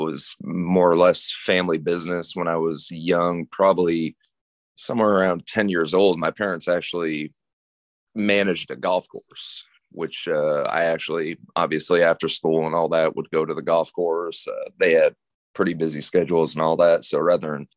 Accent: Barre, Vermont, United States; now in Indianapolis, United States; I'm from Barry, Vermont.

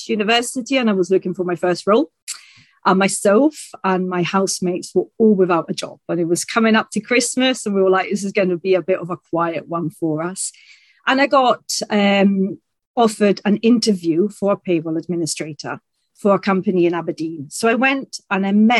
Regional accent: Italy; first language Italian and English; also born or lived in England; I was brought up in Italy, speaking the two languages and sharing my time between the two countries

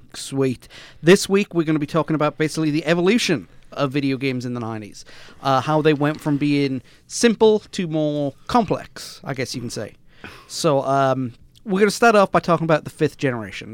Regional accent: Wales, United Kingdom; we are not English.

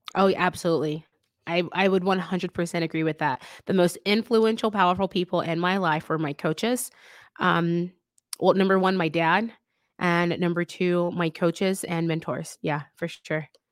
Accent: the South, United States; I'm from the South

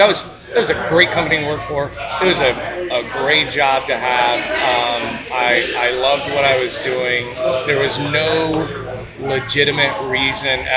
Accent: Ocoee, Florida, United States; I grew up in Oak Hoy, Florida

